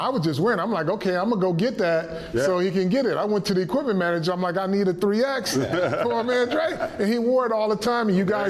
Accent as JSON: {"language": "English", "town": "Flint", "region": "Michigan", "country": "United States", "tie": "born or raised there", "moved": "as an adult", "lives_now": "New York, United States", "said": "I'm a kid from Flint, Michigan."}